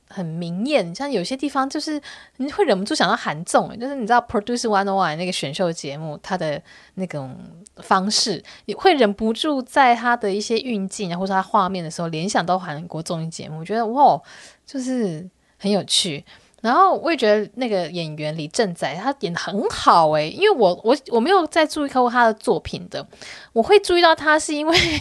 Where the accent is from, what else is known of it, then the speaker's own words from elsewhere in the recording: Taiwan; 因为我是台湾人嘛